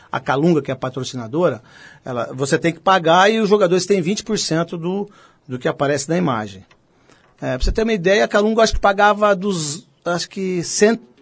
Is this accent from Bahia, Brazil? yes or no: no; Santo Antônio de Posse, São Paulo, Brazil; accent: interior; Quando era moleque, lá em Santo Antônio de Posse.